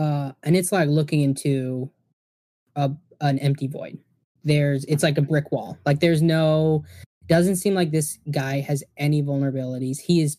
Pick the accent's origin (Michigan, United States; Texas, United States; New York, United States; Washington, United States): Michigan, United States; We're from the Youper.